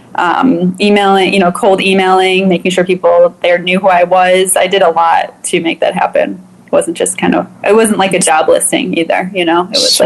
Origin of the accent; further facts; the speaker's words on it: Chicago, Illinois, United States; I grew up in Chicago during the 90s